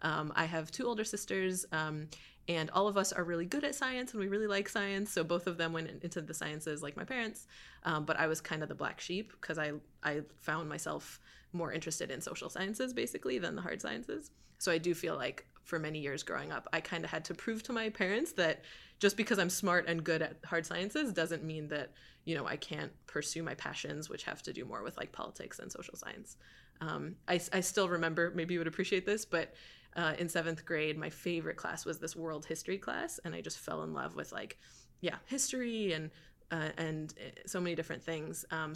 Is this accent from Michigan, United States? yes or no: yes; Rochester Hills, Michigan, United States; now in Washington, DC, United States; So I was born and raised near Detroit in the suburbs, a place called